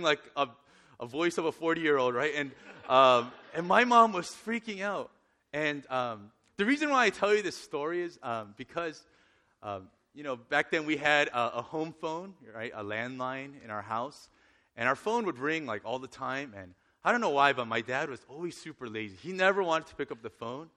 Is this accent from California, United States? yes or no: yes; Northern California, United States; I grew up in Northern California